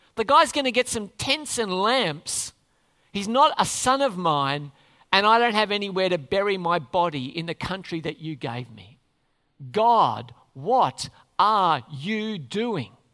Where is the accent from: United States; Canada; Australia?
Australia; We'd say we're Australians